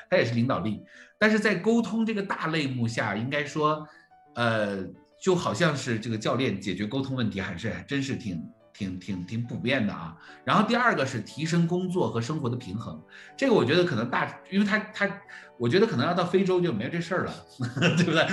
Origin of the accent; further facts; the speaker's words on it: Jilin, China; 我是吉林人嘛，我是吉林人啊，我是东北人